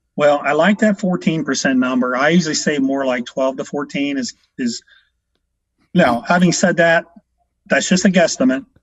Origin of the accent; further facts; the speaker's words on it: Washington Court House, Ohio, United States; also born or lived in Columbus, Ohio; From a little small town, uh, Washington Courthouse, about an hour south here in Columbus